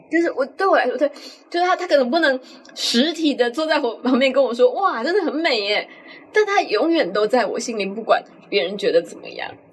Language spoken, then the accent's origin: Chinese; Tainan, Taiwan; 因为我们就是台南人